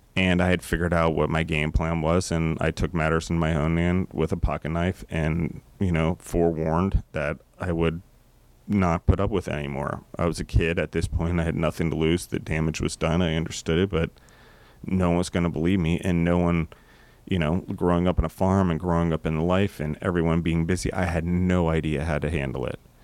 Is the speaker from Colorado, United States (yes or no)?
yes; Colorado, United States; I am from Colorado